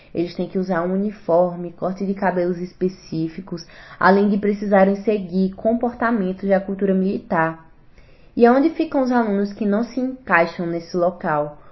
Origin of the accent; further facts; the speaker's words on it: Garanhuns, Pernambuco, Brazil; sou natural aqui de Garanhuns